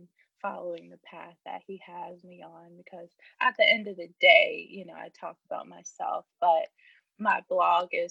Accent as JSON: {"language": "English", "town": "Richmond", "region": "Virginia", "country": "United States", "tie": "born or raised there", "said": "I'm from Richmond, Virginia, born and raised."}